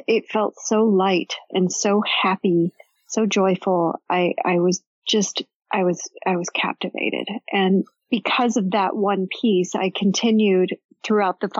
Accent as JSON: {"language": "English", "town": "Chicago", "region": "Illinois", "country": "United States", "tie": "born or raised there", "said": "I grew up in Chicago."}